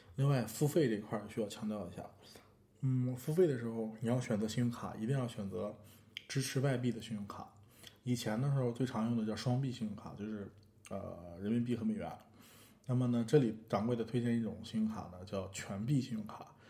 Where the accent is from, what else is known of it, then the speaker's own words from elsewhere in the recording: China; 我们中国人